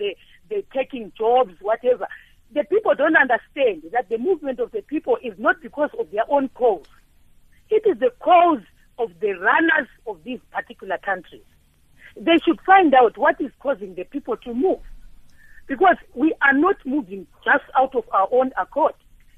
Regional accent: Zimbabwe; now in South Africa; I'm from Zimbabwe.

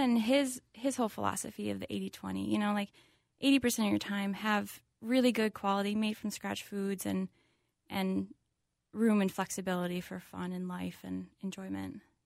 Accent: Hopkins, Minnesota, United States; I grew up family in Hopkins

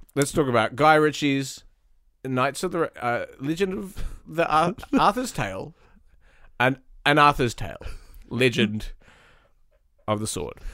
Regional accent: New Zealand; I'm a New Zealander

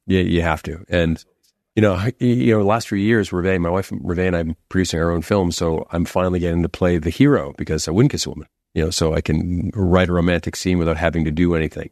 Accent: Boston, Massachusetts, United States; growing up in Boston

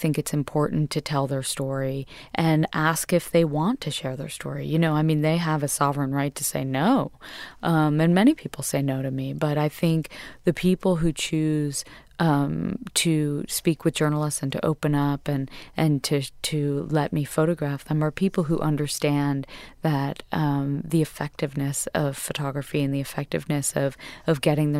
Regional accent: Westport, Connecticut, United States; I was raised in Westport, Connecticut, and I was raised in a family of hairdressers, essentially.

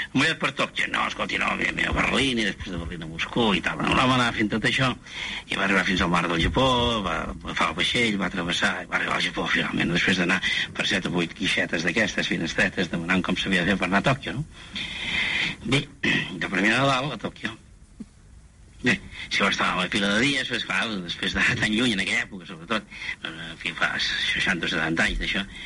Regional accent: Premià de Dalt, Catalonia, Spain; Jo soc de Premià de Dalt, aquí a l'altra banda de la muntanya

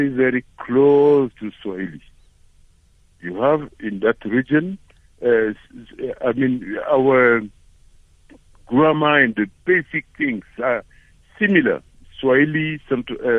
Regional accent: Central African Republic; moved away as an adult; now in South Africa; we, as a landlocked country

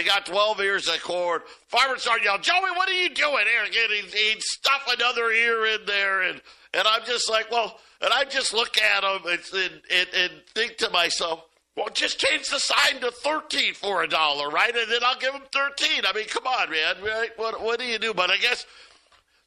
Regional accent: Jamesville, New York, United States; when I was growing up in Syracuse, well, we lived in a suburb, Jamesville, New York

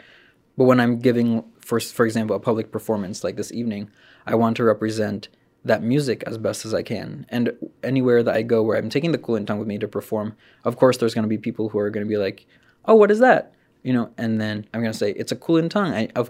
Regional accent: Philippines; So some people don't particularly like to attribute that as Filipino music, but it's kind of become a staple in tradition because, you know, the arrival of the Spanish is part of our history.

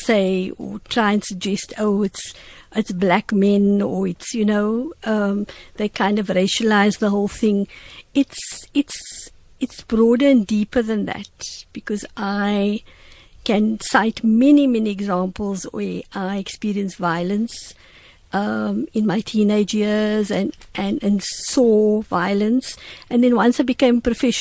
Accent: Cape Town, Western Cape, South Africa; I live in the same area that I grew up in Wynberg

